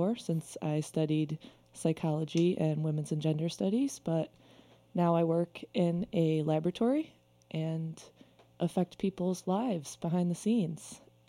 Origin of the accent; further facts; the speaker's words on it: Corning, New York, United States; moved away as an adult; now in Rochester, United States; I am originally from Corning, New York. So I've lived in Rochester about 4 or 5 years now, maybe.